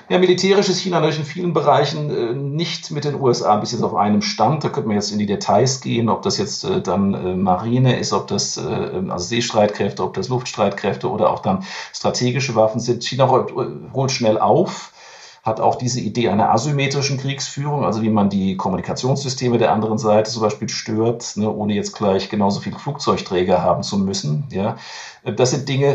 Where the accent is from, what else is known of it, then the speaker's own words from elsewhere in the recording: Germany; bei uns in Deutschland